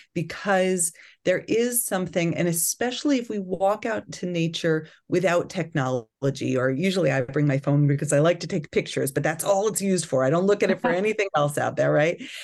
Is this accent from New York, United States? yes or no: yes; Long Island, New York, United States; moved away; I grew up in New York on Long Island